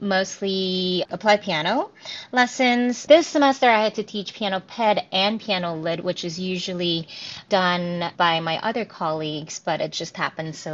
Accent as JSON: {"language": "English", "region": "New Jersey", "country": "United States", "tie": "born or raised there", "also_born_or_lived": "Korea / Tennessee", "lives_now": "Georgia, United States", "said": "I was born in Korea, raised in New Jersey"}